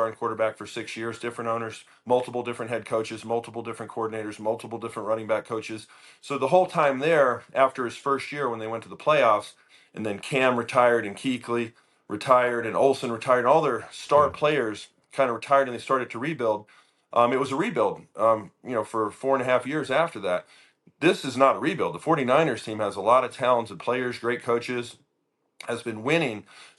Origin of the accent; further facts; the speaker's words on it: North Carolina, United States; I grew up in North Carolina.